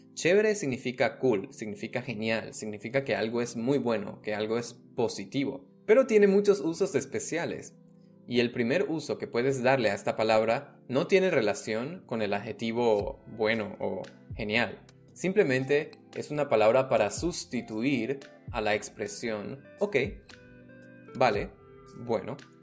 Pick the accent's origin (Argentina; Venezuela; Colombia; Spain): Venezuela; yo soy venezolano